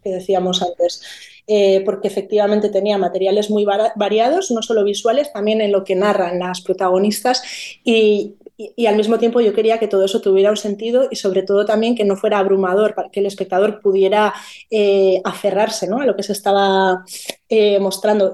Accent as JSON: {"language": "Spanish", "region": "Basque Country", "country": "Spain", "said": "soy vasca"}